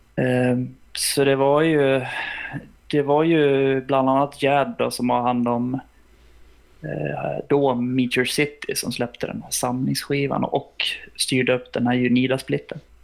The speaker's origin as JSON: {"language": "Swedish", "country": "Sweden", "said": "vi är ju plikttrogna svenskar"}